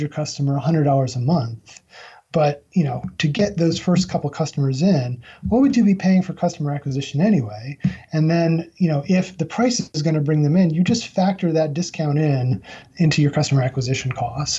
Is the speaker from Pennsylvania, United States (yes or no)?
no; Albany, New York, United States; now in North Carolina, United States; my hometown of Albany, New York